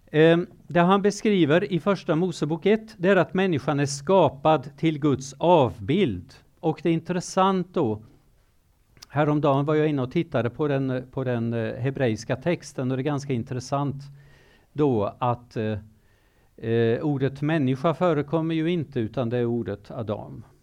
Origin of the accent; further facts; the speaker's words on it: Kenya; also born or lived in Zimbabwe; Nu är det så att jag har levt i Kenya i många år. Jag är född i Zimbabwe, jag är uppvuxen som tonåring i Kenya och jag har arbetat som missionär i Kenya.